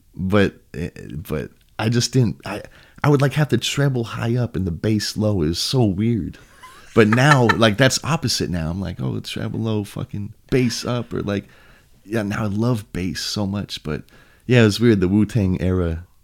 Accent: Huntington Beach, California, United States; also born or lived in Costa Mesa; I was born in Huntington. I lived in Costa Mesa for a sec, and then gotcha. back to Huntington. So ever since then, I grew up in Huntington

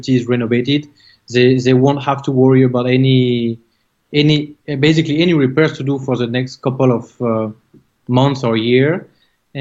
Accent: France; English is a second language; now in South Florida, United States; Coming from France, as you can tell from my accent

